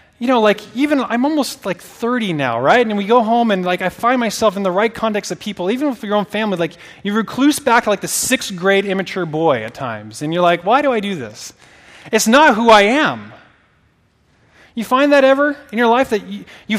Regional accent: Oregon, United States; moved away as an adult; I'm not from here. So I'm from Oregon originally. I have not lived in Oregon for 12 years.

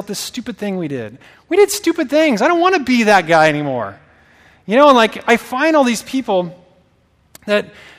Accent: Oregon, United States; moved away as an adult; I'm not from here. So I'm from Oregon originally. I have not lived in Oregon for 12 years.

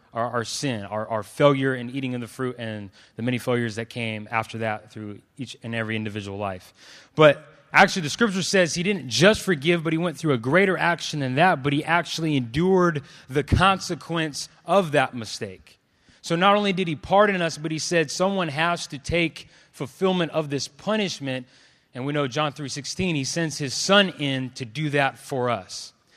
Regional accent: Clovis, California, United States; also born or lived in Los Angeles; I grew up in Clovis, um, and was the only one of, of my dark skin there.

